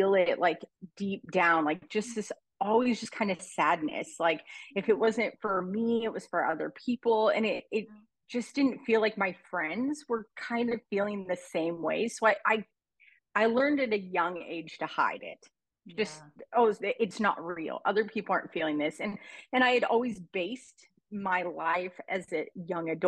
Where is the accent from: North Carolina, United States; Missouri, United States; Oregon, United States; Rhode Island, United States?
Oregon, United States; now in Arizona, United States; I'm from Arizona, Oregon originally, but in Arizona now